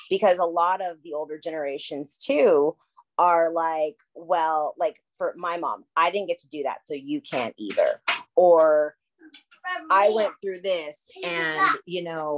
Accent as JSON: {"language": "English", "town": "Sacramento", "region": "California", "country": "United States", "tie": "born or raised there", "moved": "yes", "said": "I'm born and raised in Sacramento, California."}